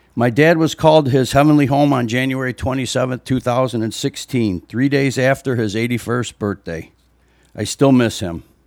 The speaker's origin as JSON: {"language": "English", "town": "Libertyville", "region": "Illinois", "country": "United States", "tie": "born or raised there", "said": "I was born and raised here in Libertyville"}